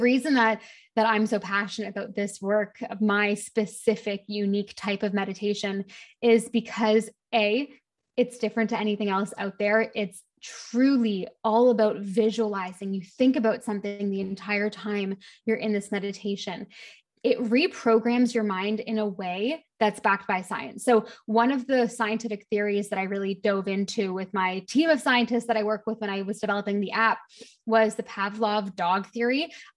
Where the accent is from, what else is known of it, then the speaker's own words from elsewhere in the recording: Canada; moved away as an adult; also born or lived in London, United Kingdom; now in Bahamas; I actually live in the Bahamas right now, but I'm originally Canadian, lived in London for most of my early 20s